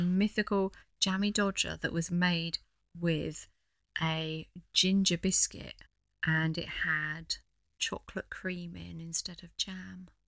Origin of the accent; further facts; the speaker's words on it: the Fens, East Anglia, East of England, United Kingdom; I grew up in the Fens, out in the middle of nowhere in East Anglia.